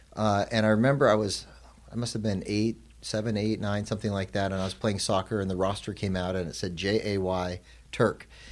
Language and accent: English; Arizona, United States; moved to Arizona where, where I was born and raised